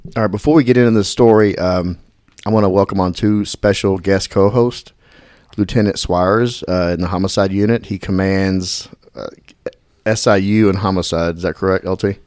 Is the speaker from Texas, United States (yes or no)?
yes; Dallas, Texas, United States; growing up in Dallas, I grew up, grew up in the Oak Cliff area